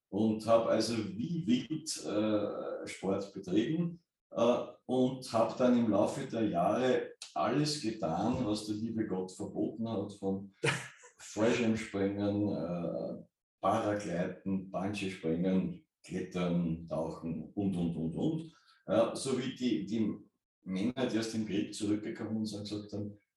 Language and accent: German; Kapfenberg, Styria, Austria; ich bin äh, in, äh, in Kampfenberg äh, aufgewachsen.